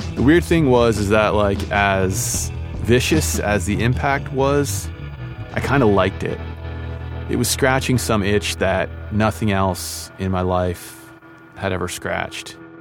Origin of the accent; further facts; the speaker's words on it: Maine, United States; a kid from two different cultures growing up in Maine